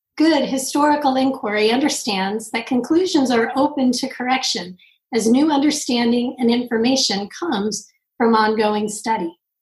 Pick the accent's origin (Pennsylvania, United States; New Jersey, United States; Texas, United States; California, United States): California, United States; Southern; I grew up in Southern California